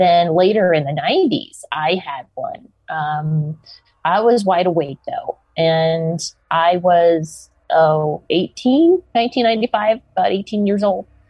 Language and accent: English; the South, United States; I grew up in the South in America